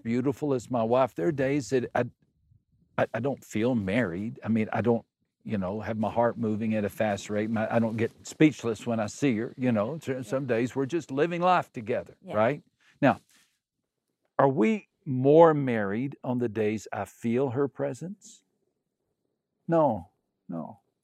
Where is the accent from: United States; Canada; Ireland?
United States; West Texas; moved away as an adult; also born or lived in Brazil; I grew up in West Texas